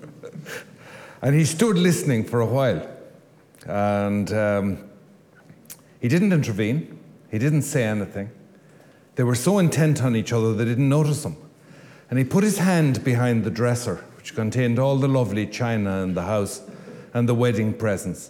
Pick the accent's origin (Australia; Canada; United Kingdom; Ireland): Ireland; Louisburgh, Connacht; I come from Lewisburg